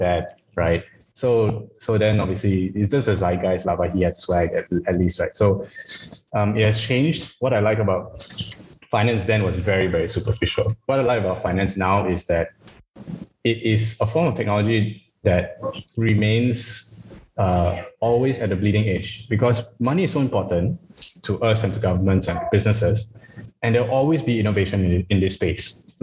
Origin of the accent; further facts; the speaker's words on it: Malaysia; moved away; also born or lived in Australia; I'm not Chinese, I'm Malaysian